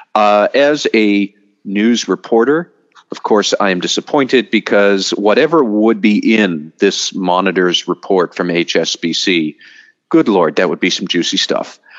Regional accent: United States; as an American

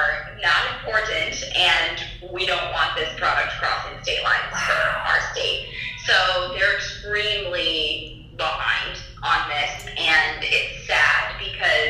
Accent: Nebraska, United States; I'm from Nebraska

